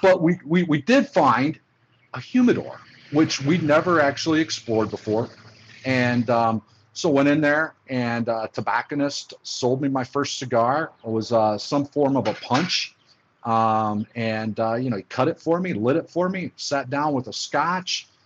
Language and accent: English; Oxford, Ohio, United States; moved away as an adult; also born or lived in Cincinnati, Ohio; now in Atlanta, United States; I was born in Cincinnati, Ohio. Uh, grew up, uh, spent most of my formative years in um, Oxford, Ohio, which is a small town about uh, 45 minutes or an hour away from uh, Cincinnati